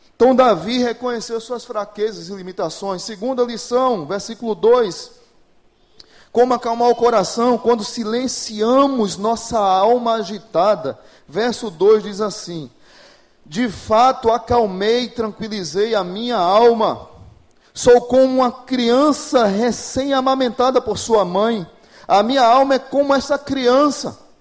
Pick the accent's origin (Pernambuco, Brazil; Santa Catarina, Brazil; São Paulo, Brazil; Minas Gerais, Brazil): Pernambuco, Brazil; moved away as an adult; now in Natal, Brazil; Eu sou pernambucano, mas moro em Natal, vai fazer 20 anos agora em junho